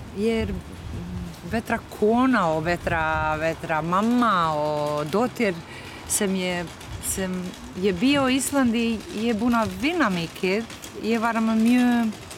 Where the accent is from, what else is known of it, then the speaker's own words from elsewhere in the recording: Kosovo; Icelandic is a second language; moved away as an adult; now in Iceland; ég er frá Balkan, ég er Kosovar kona og listakona